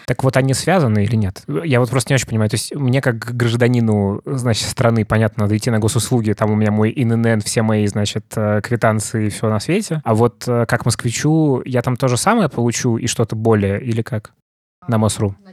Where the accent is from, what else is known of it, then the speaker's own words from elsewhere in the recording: Muscovites, Moscow, Russia; мы, наверное, как москвичи